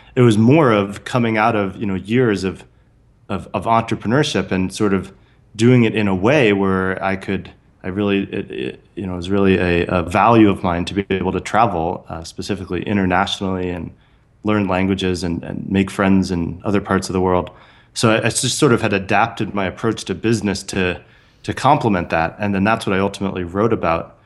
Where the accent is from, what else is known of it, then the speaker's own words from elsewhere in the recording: San Francisco Bay Area, California, United States; I grew up in the San Francisco Bay Area